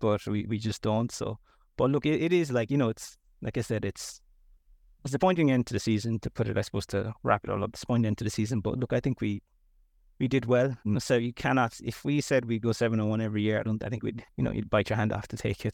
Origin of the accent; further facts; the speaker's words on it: United States; now in Ireland; I'm American